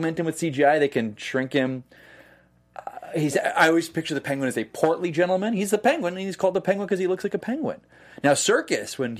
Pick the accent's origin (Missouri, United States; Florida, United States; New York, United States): New York, United States; upstate; I'm from upstate New York